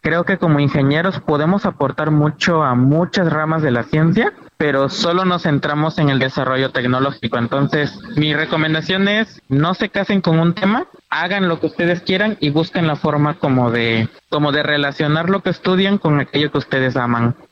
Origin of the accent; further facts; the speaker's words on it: Betania, Mexico; en mi pueblo ni siquiera hay señal de teléfono